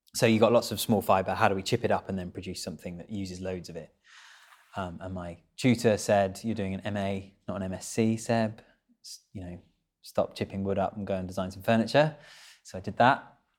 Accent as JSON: {"language": "English", "area": "Kent", "region": "South East England", "country": "United Kingdom", "tie": "born or raised there", "said": "I had quite a rural upbringing. I grew up in Kent"}